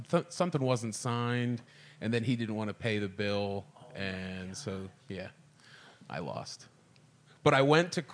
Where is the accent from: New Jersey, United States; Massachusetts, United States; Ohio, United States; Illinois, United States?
New Jersey, United States; moved away as an adult; now in Hawaii, United States; I'm from New Jersey